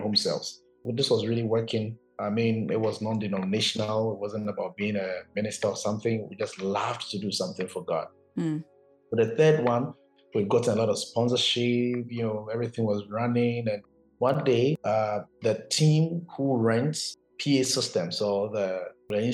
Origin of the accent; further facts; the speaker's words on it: Koforidua, Eastern Region, Ghana; moved away as an adult; also born or lived in China; I grew up in Koforidua.